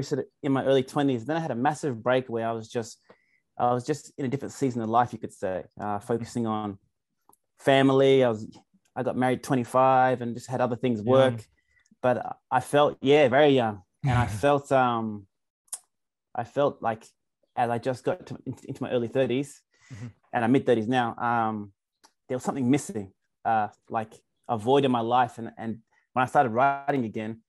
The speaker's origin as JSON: {"language": "English", "town": "Canberra", "region": "Australian Capital Territory", "country": "Australia", "tie": "born or raised there", "said": "Canberra, born and raised."}